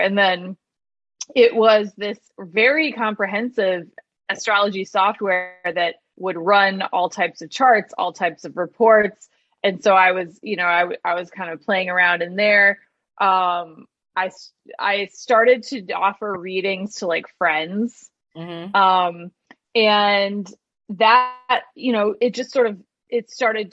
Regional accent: Michigan, United States; moved away; I grew up in Michigan, so it's like I'm at this just, you know, town in Michigan working at a restaurant

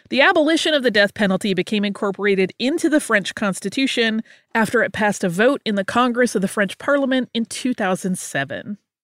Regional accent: Colombia; now in Vancouver, Canada; I'm originally from Colombia, but live in Vancouver, Canada.

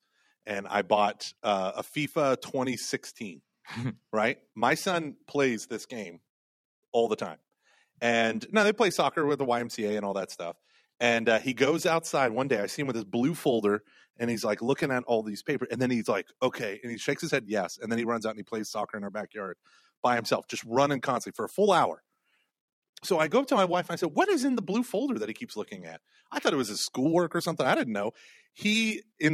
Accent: Oklahoma, United States; now in Houston, United States; I grew up playing soccer in Oklahoma

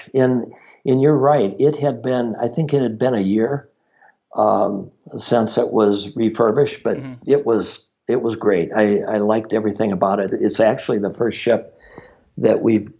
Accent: Minnesota, United States; I'm from Minnesota, and in March, it is cold in Minnesota

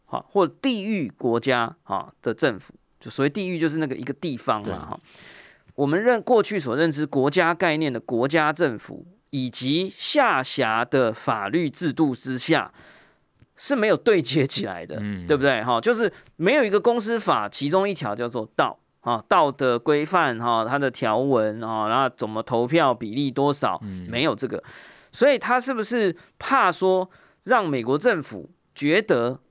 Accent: Taiwan; 我们作为一个台湾人或台湾听众

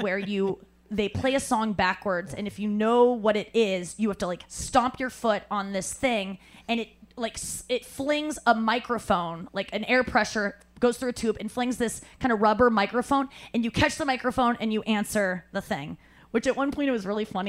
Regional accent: St. Louis, Missouri, United States; I'm from St. Louis

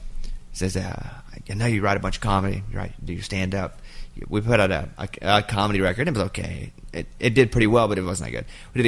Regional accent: Arkansas, United States; moved away; I grew up in Arkansas, which is heavily red.

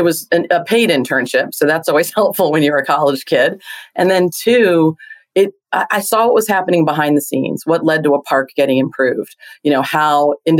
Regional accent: Hawaii, United States; born there; I feel fortunate that I'm a Navy brat. I was born in Hawaii, lived all over.

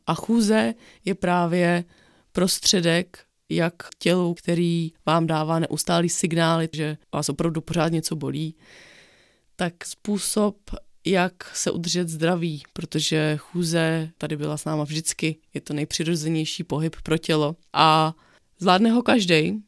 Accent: Bohemia, Czechia; u nás v Čechách, na Šumavě

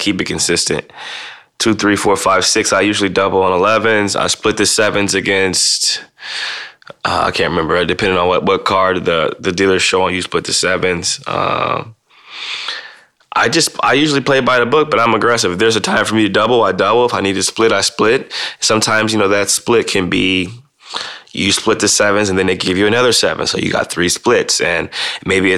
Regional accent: Midwest, United States; Growing up in the Midwest

